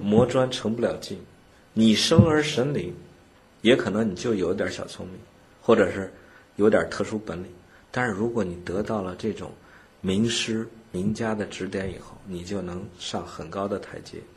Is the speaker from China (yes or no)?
yes; China; 我们中国人